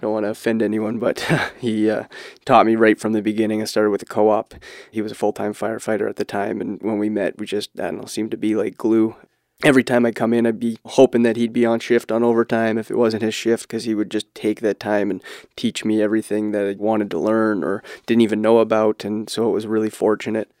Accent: Barrie, Ontario, Canada; I grew up in Barrie, similar to Gord

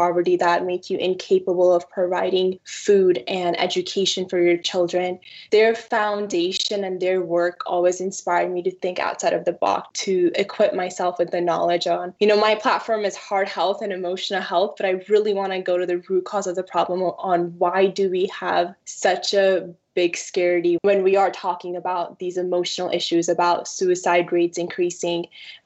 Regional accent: Washington, United States; born or raised there; also born or lived in Punjab, India / Colville, Washington / Moses Lake, Washington / George, Washington

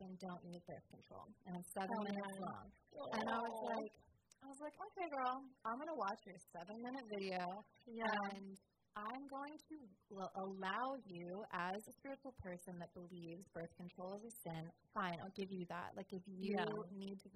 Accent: New Jersey, United States; I'm from, like, South Jersey.

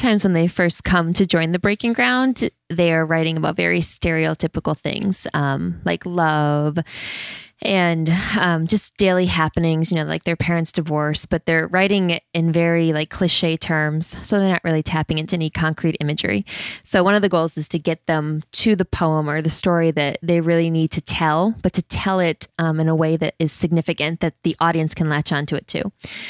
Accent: Pennsylvania, United States; if I'm the white girl from the country, I can't really write about living in, you know, urban New York

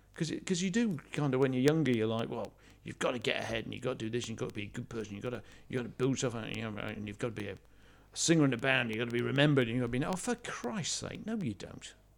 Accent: United Kingdom; I'm British

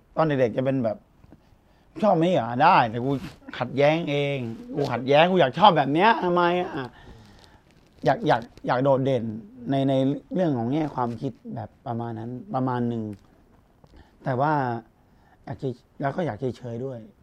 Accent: Udon Thani, Thailand; also born or lived in Bangkok; พ่อเป็นคนกรุงเทพแม่เป็นคนอุดรผมเกิดที่อุดร ผมก็จะไปไปมามาที่อุดร

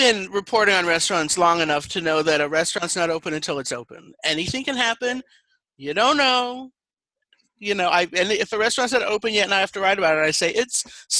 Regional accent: Colorado, United States; I was raised kind of not to like Texans because I'm from Colorado

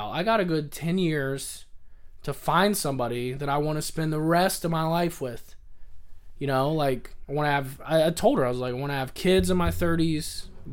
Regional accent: the South, United States; moved away as an adult; also born or lived in Kentucky; now in California, United States; I grew up in the South

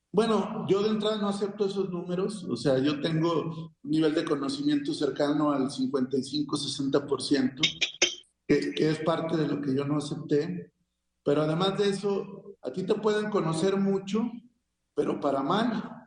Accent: Coahuila, Mexico; also born or lived in Guerrero; como ciudadano libre y coahuilense

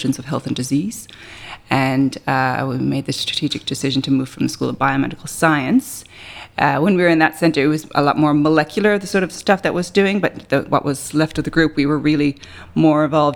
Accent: Canada; moved away as an adult; also born or lived in Guelph / Toronto; now in Australia; you might be able to tell from my accent, I'm Canadian

